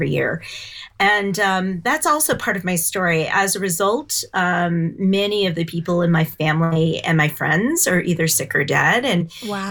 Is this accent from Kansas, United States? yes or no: no; Champaign, Illinois, United States; moved away as an adult; now in Boulder, United States; I grew up in Champaign, Illinois